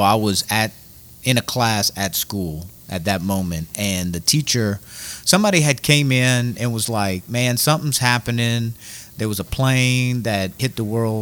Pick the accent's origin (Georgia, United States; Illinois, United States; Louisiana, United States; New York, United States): Louisiana, United States; Scott; I went to Acadiana High. And so I'm from Scott, went to Acadiana High, went to Scott Middle